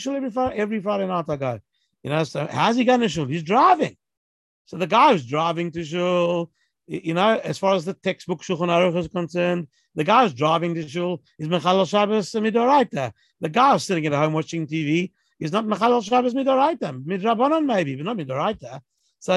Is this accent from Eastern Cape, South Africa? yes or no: no; Johannesburg, Gauteng, South Africa; moved away; when I was growing up in Joburg